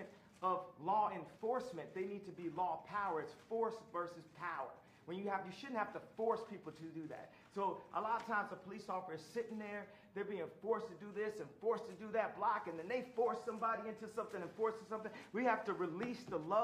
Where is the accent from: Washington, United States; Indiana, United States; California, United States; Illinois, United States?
Illinois, United States; Chicago; my hometown of Chicago